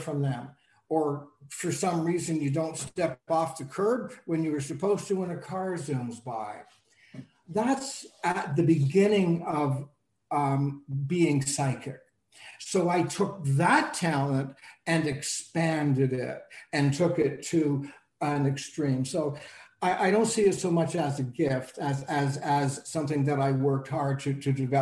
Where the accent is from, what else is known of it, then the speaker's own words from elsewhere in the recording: Canada; also born or lived in Toronto; I'm Canadian, so, and I'm in Toronto